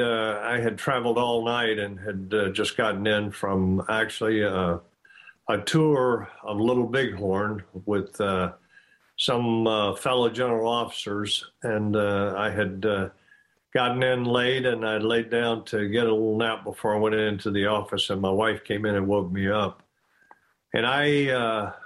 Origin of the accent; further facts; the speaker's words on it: United States; I, as an American